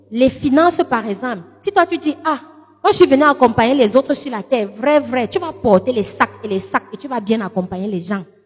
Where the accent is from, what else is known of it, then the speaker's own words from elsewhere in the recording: Lékié, Centre, Cameroon; mes origines euh, d'où je suis venue, c'est, je suis de la Léquier